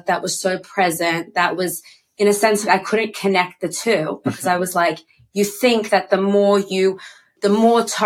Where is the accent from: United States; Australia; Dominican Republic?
Australia; I'm from Australia